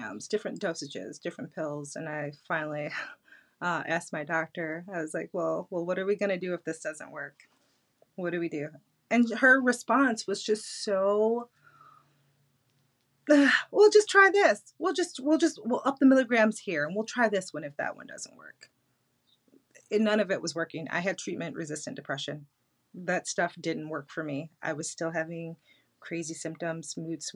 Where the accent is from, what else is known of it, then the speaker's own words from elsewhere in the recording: Detroit, Michigan, United States; I'm from Detroit